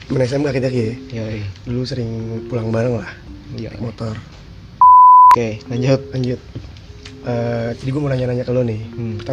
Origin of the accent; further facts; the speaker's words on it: Cipete, Jakarta, Indonesia; also born or lived in Kemayoran; gue waktu kecil di di Cipete sempat tinggal di Cipete Cipete sebelum Kemayoran